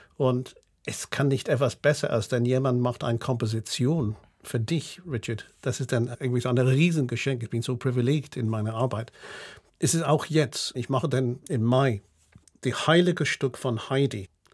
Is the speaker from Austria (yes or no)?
no; United Kingdom; German is a second language; also born or lived in Berlin, Germany; now in Basel, Switzerland; Ich habe immer noch so einen, einen britischen Pass und einen Schweizer Pass